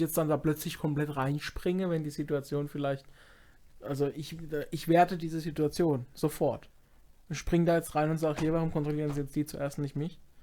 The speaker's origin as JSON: {"language": "German", "region": "Baden-Württemberg", "country": "Germany", "said": "Ich komme auch irgendwo aus Baden und nicht aus Hamburg"}